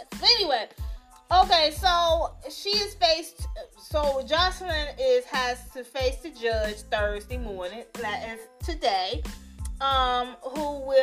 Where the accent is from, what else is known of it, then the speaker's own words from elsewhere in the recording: Chicago, Illinois, United States; now, if you don't know, I'm from Chicago, right? I live in Chicago as well.